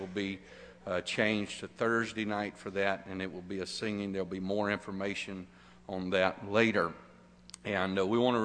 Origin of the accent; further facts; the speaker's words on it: Arkansas, United States; now in Texas, United States; I was born and raised in Arkansas